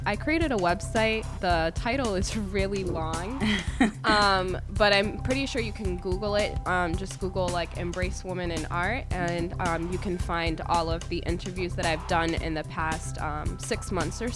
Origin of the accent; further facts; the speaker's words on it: Brockton, Massachusetts, United States; also born or lived in Cape Verde; I was born in Cape Verde, but I was raised in Brockton